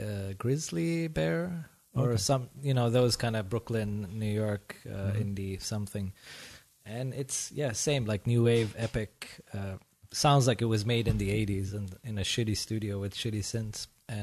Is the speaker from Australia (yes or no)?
no; Sweden; moved away as an adult; also born or lived in Iran; now in Berlin, Germany; I'm from Iran and I grew up in Sweden.